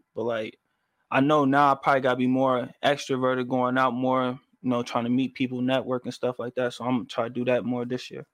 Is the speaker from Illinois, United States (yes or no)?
yes; Chicago, Illinois, United States; I'm from um out south